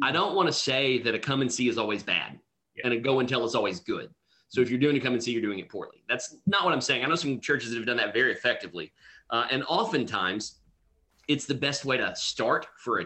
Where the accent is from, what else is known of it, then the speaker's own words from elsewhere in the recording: United States; accent: hillbilly; now in Houston, United States; growing up where I grew up, English was somewhat of a second language for us. I spoke hillbilly. It's my first language